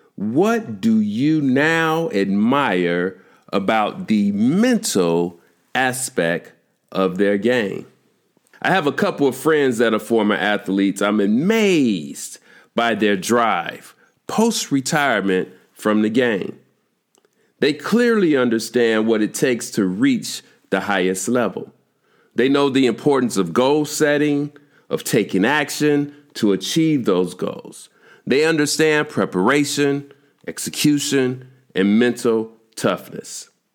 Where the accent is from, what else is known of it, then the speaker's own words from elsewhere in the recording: Chicago, Illinois, United States; growing up in Chicago